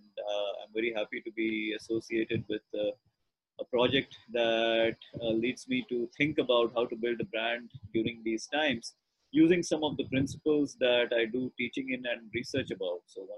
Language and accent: English; Ranchi, Jharkhand, India; also born or lived in Patna / Jamshedpur / Coimbatore / Lucknow; So I was born in Patna, grew up in Ranchi, Jamshedpur, Coimbatore, Lucknow.